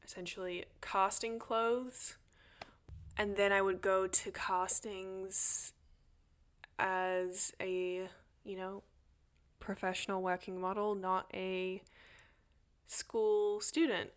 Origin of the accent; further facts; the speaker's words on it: Australia; also born or lived in Sydney, Australia; now in United States; I am an Australian